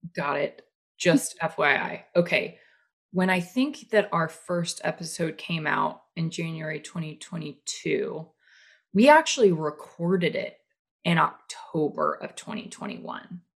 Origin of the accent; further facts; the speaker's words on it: the South, United States; growing up in the South and the Bible Belt